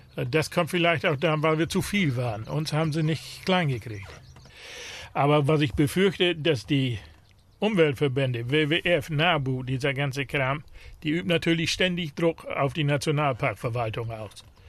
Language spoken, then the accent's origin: German; Lower Saxony Wadden Sea coast, Germany; Wir sind ja in der Natur groß geworden. Also als Kind sind wir hier überall rumgelaufen. Das Watt gehörte dazu